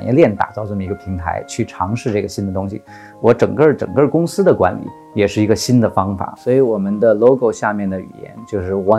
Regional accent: China; also born or lived in United States; 我一半儿是在中国啊长大的成长，一半儿是在美国，所以我从最开始就没有一个特别 fix 的一个一个思维方式

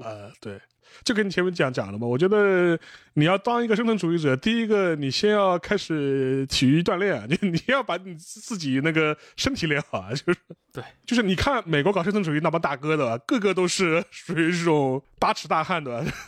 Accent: China; 然后对于我们中国人来说

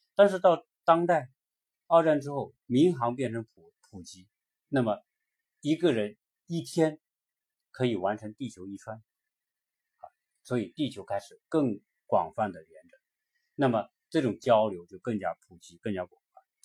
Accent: China; 我们中国的五十多个民族

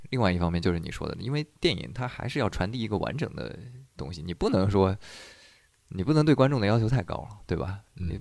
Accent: China; 我们中国人

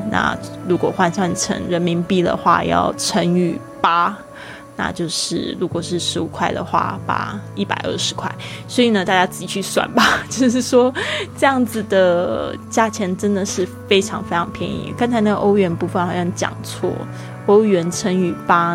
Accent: Kaohsiung, Taiwan; moved away; 我的老家高雄

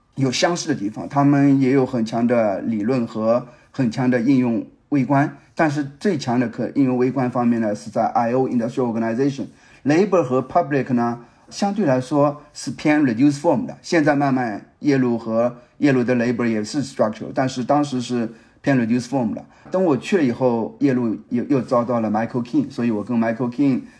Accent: China; 作为中国人

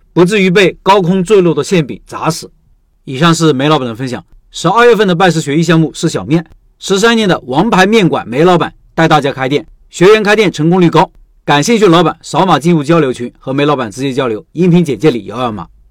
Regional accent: Xuzhou, Jiangsu, China; 广安这边的饮食习惯和我们徐州那边有很大的区别。他们这边早餐是以小面为主，我们那边是以包子、油条、豆浆、稀饭为主

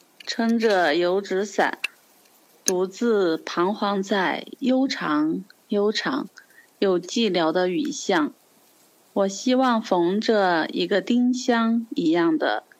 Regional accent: Sichuan, China; 我的家乡是在四川。

